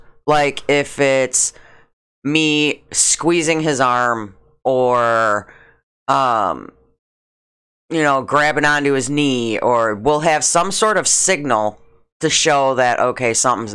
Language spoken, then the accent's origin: English; Schaumburg, Illinois, United States; Because when I grew up in Schaumburg, it was all white.